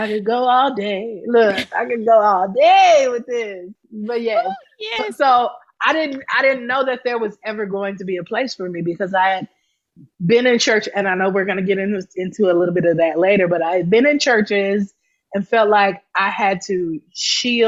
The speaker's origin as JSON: {"language": "English", "town": "Atlanta", "region": "Georgia", "country": "United States", "tie": "born or raised there", "also_born_or_lived": "Akron, Ohio / Gary, Indiana", "moved": "yes", "said": "grew up in Atlanta because my father pastored there. He also pastored in Akron, Ohio"}